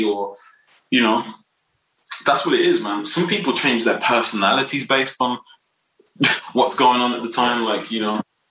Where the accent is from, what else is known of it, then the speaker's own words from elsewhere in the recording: Wolverhampton, West Midlands, United Kingdom; I'm here right now. I still live here, born and raised.